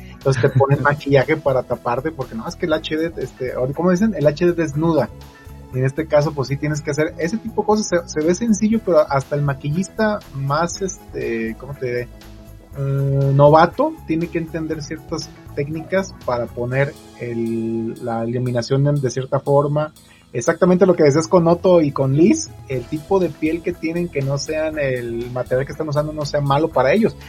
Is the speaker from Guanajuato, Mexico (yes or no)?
no; Zamora, Michoacán, Mexico; moved away; soy de Zamora, Michoacán